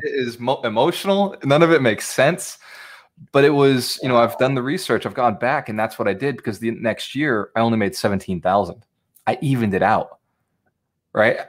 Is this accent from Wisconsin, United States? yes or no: no; Fall River, Massachusetts, United States; I was born in Fall River, Massachusetts, which if you do look it up, it is not Boston